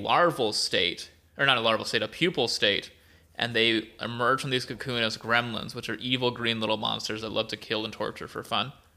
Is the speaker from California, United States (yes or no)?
yes; Merced, California, United States; I'm from Merced